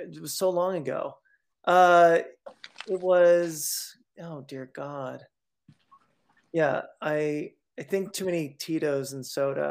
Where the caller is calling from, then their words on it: Massachusetts, United States; I'm calling from the Berkshires in Western Massachusetts.